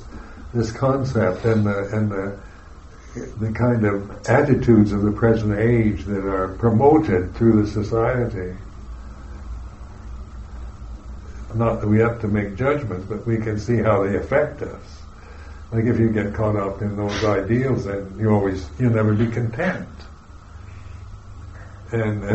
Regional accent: United States; I'm an American

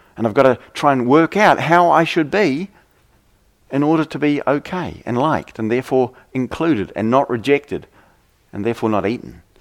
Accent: New Zealand; I come from New Zealand

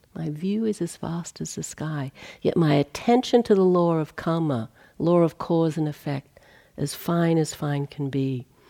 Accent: Australia; moved away; I come from Australia.

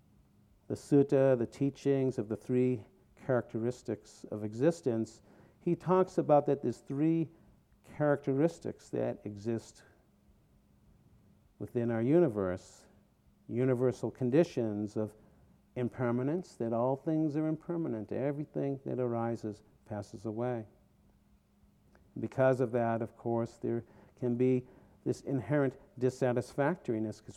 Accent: outside of Boston, Massachusetts, United States; moved away as an adult; also born or lived in Vermont; now in California, United States; Growing up outside of Boston, I was a Jew

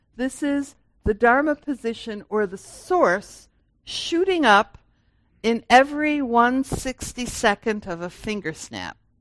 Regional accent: Grand Rapids, Michigan, United States; I was born in 1951 in Grand Rapids and this, and I went to high school here

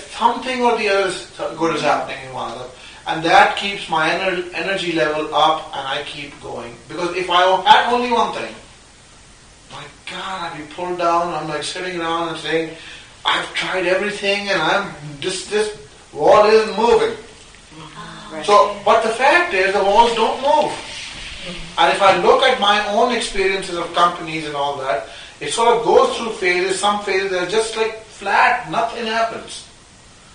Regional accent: Pakistan; moved away as an adult; now in United States; I grew up in Pakistan until I was, 19, I came here when I was 19

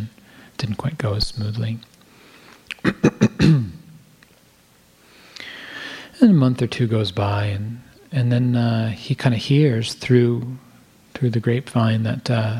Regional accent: United States; I'm an American, white, Jewish man

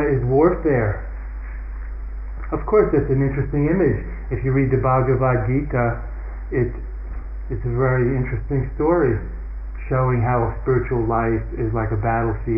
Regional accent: United States; I'm a man. I'm an American. I'm a Buddhist.

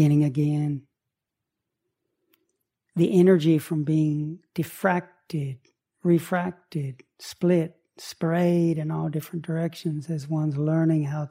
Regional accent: Chattanooga, Tennessee, United States; I grew up on Lake Chickamauga. outside of Chattanooga.

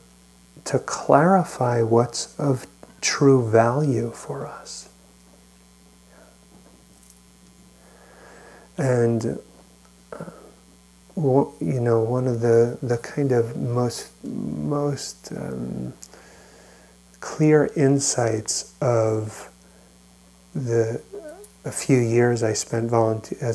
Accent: New York, United States; now in California, United States; I grew up in New York and was out here for 9/11

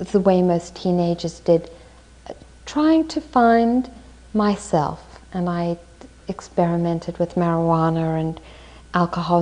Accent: South Africa; I was born in South Africa and my parents were politically active there.

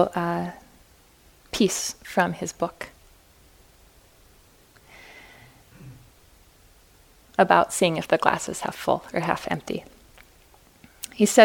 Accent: Fargo, North Dakota, United States; I was born and raised in Fargo, North Dakota, and we really learn how to be self-reliant in the Midwest

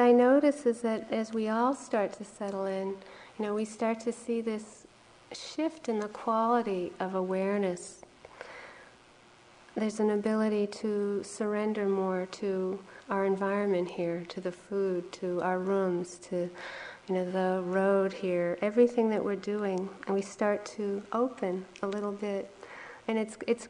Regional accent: New England, United States; now in Hawaii, United States; I was from here in originally New England

